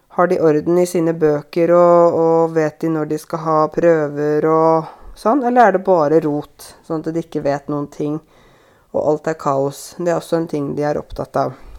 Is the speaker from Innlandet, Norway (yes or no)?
yes; Innlandet, Norway; jeg kommer fra Innlandet